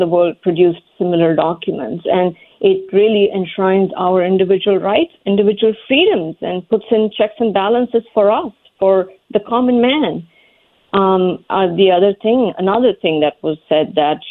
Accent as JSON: {"language": "English", "country": "India", "tie": "born or raised there", "moved": "as an adult", "lives_now": "United States", "said": "I grew up in India"}